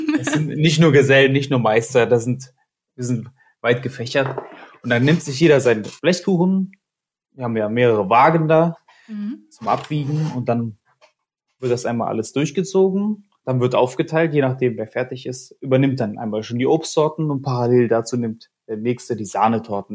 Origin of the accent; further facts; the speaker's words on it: Kassel, Hesse, Germany; moved away as an adult; now in Cologne, Germany; ich habe meine Ausbildung gemacht, da wo ich herkomme, in Kassel